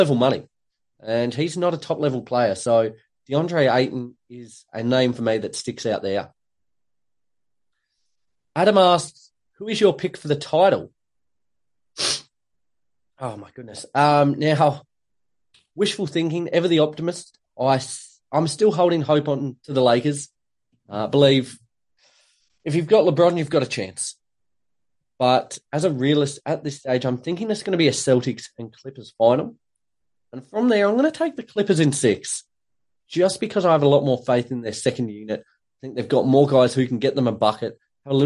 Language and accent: English; Australia; also born or lived in Tasmania; being Australian.